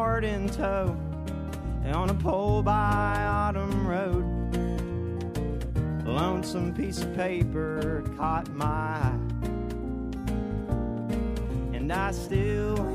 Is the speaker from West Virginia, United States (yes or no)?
yes; Charleston, West Virginia, United States; I grew up down in Kanawha City